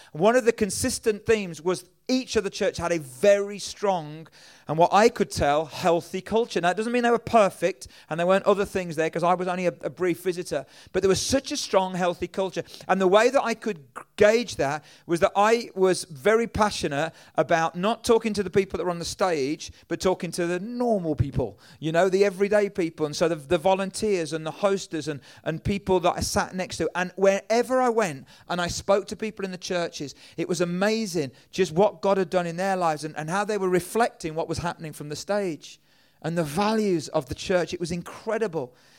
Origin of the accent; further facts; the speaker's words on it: England, United Kingdom; I'm from England